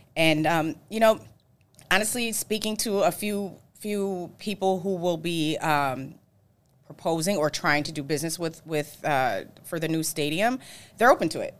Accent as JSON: {"language": "English", "town": "Buffalo", "region": "New York", "country": "United States", "tie": "born or raised there", "said": "I'm born and raised in Buffalo"}